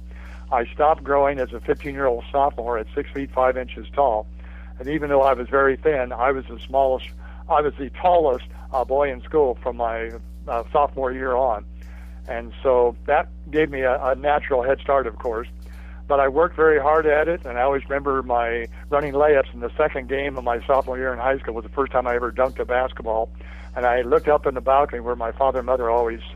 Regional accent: Fulton County, Indiana, United States; I grew up in Fulton County. The county seat up there is Rochester, Indiana, which makes it about 20 miles north of Logansport. So it's kind of north-central Indiana

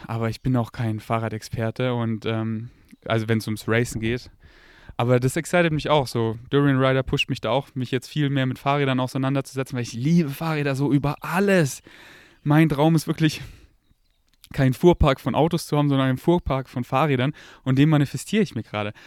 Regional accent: Germany; accent: German; first language German; ich habe einen relativ starken deutschen Akzent

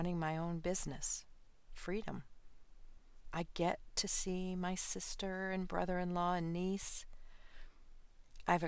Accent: Midwest, United States; I grew up in the Midwest

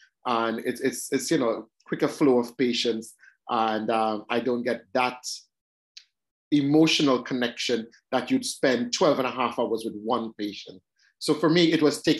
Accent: Trinidad & Tobago; now in London, United Kingdom; I was born and brought up in Trinidad. Trinidad and Tobago, this tiny little island, or twin island in the Caribbean.

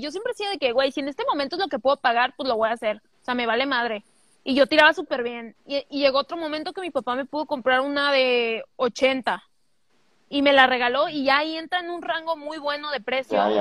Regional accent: Guadalajara, Jalisco, Mexico; soy de Guadalajara

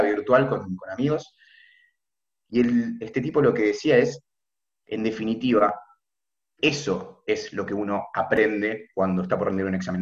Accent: Buenos Aires, Argentina; de Buenos Aires, tengo 21 años, estoy en tercer año de medicina en la UBA

